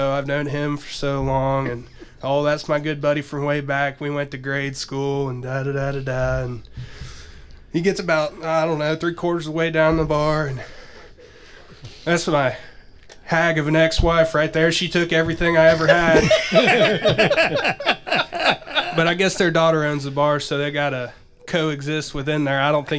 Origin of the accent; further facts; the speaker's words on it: Texas, United States; I'm from Texas. I work in construction.